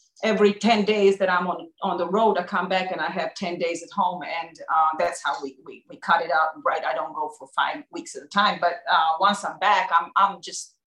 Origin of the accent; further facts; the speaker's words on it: Belgrade, Serbia; moved away; I grew up in Serbia and Belgrade, and my home was just like this